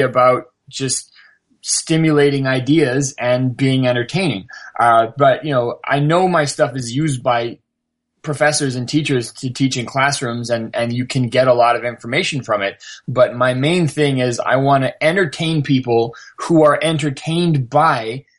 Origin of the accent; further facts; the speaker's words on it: Canada; I'm from Canada and I'm, you know, I grew up in a fairly sheltered lifestyle